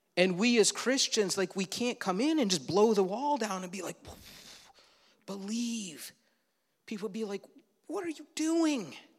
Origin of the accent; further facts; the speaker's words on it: Leroy, United States; Growing up in Leroy, many yards had these hay bales with a bullseye